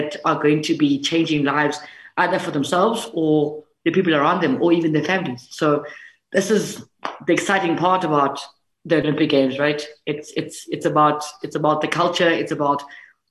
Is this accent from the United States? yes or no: no; South Africa; for us as the South African women's team